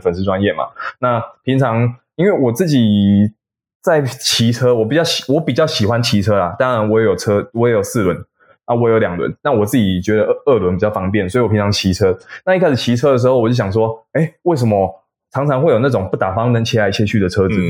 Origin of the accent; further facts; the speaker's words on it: Taiwan; 我们台湾人在走路的时候